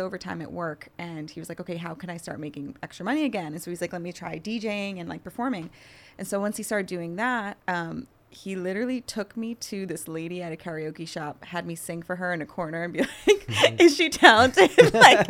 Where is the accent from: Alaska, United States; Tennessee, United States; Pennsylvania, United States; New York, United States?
New York, United States; New York.